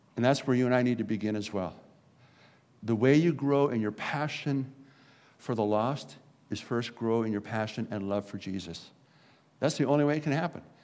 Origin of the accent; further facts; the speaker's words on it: Garden Grove, California, United States; my hometown of Garden Grove, California